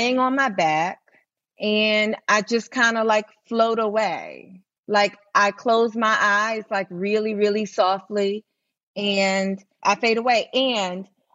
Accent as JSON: {"language": "English", "town": "New York City", "region": "New York", "country": "United States", "tie": "born or raised there", "said": "in New York City, we grew up in Manhattan"}